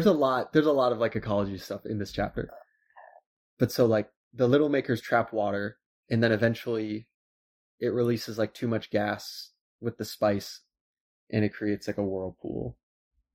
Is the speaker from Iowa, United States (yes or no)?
yes; Iowa, United States; moved away; I'm from Iowa